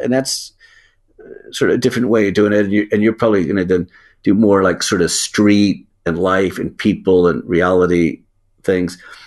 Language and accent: English; United States; as an American